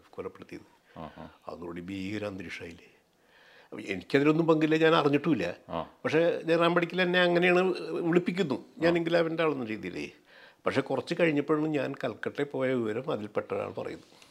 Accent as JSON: {"language": "Malayalam", "town": "Pullut", "region": "Kerala", "country": "India", "also_born_or_lived": "Thiruvananthapuram / Kozhikode", "said": "ഞങ്ങളുടെ പുല്ലുറ്റി മുഴുവനും തന്നെ സി പി ഐ ആയിരുന്നു"}